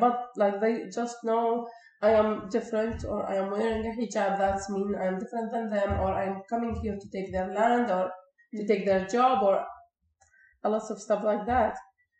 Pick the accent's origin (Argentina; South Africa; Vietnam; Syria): Syria; moved away as an adult; now in Canada; I said, "From Syria."